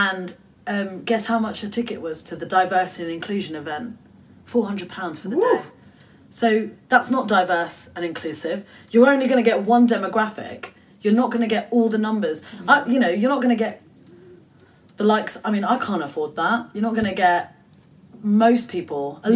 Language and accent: English; United Kingdom; I'm Bangladeshi British